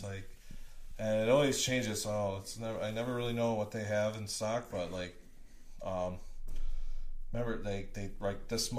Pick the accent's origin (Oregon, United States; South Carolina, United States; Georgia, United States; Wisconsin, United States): Wisconsin, United States; Eden; now in Milwaukee, United States; I am from a little tiny town called Eden, Wisconsin. So it's Fallack County.